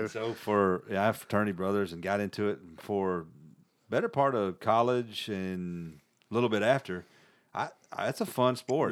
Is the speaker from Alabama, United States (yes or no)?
yes; Birmingham, Alabama, United States; I was born in Birmingham